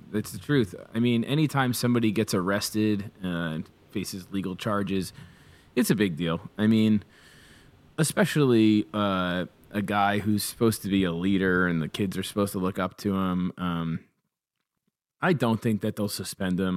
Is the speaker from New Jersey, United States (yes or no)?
yes; Toms River, New Jersey, United States; I grew up in Thomas River